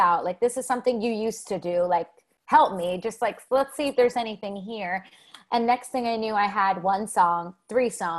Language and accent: English; New Jersey, United States; born or raised there; also born or lived in New York City